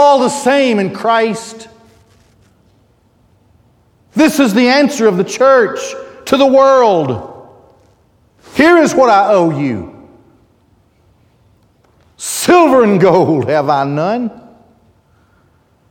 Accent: United States; I'm an American

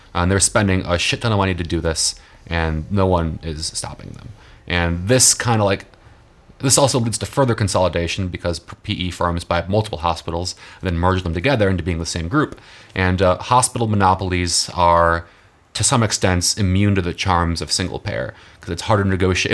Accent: Texas, United States; my home state of Texas

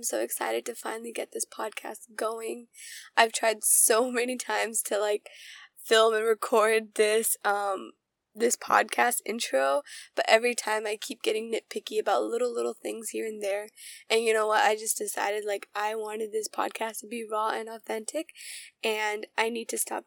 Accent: United States; I grew up around American culture. I grew up around Indian culture

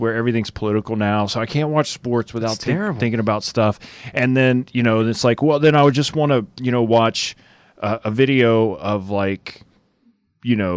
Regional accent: Marksville, Louisiana, United States; I was born in Marksville Hospital

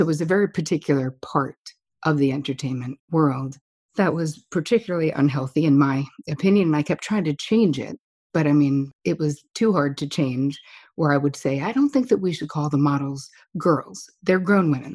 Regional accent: New Jersey, United States; now in New York, United States; I am from New Jersey

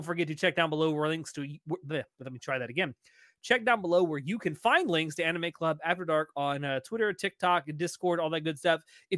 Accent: Texas, United States; And I'm from Texas.

